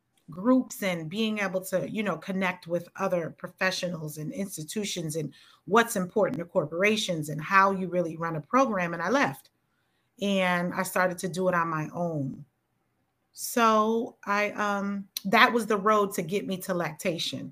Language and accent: English; United States; we are just American Black women.